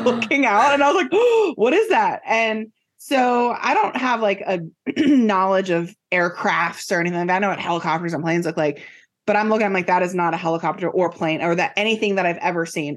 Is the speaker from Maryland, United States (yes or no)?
yes; Silver Spring, Maryland, United States; I grew up in Silver Spring, Maryland, and it's the suburb of D C